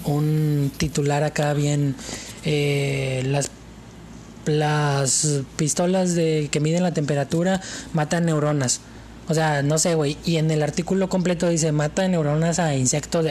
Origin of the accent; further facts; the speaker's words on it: Mexico; yo soy mexicano